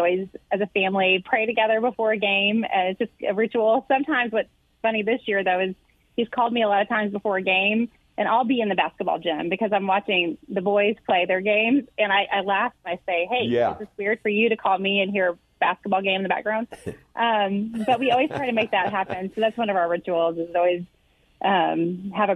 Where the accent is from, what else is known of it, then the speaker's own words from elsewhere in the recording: Cape Girardeau, Missouri, United States; moved away as an adult; also born or lived in Ohio; now in Texas, United States; I grew up in Cape Girardeau and I went away to college to Ohio